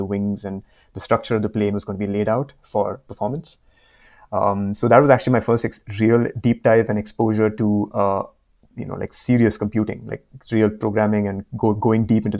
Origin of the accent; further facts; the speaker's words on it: India; moved away as an adult; now in Vancouver, Canada; I'm currently in Vancouver, Canada, but yeah, it's been quite the road for me to get here. I'm originally from India. I did my mechanical engineering in undergrad back in India